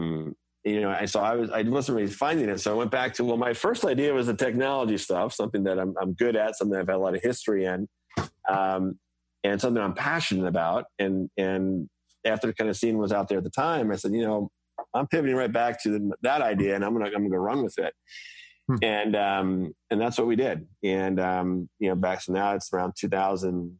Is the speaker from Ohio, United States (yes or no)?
no; Cold Spring Harbor, Long Island, New York, United States; I grew up in Colesman Harbor on Long Island